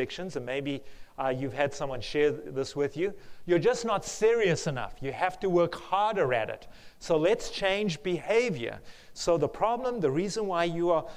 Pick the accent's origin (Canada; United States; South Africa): South Africa; accent: South African; moved away; the one campus I used to live at in South Africa. That's where my accent is from.